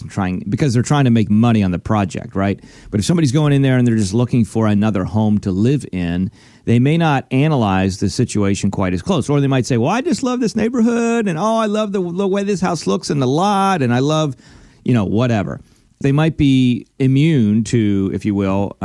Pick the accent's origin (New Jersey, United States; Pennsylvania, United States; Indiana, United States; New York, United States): Pennsylvania, United States; moved away; I'm originally from Pennsylvania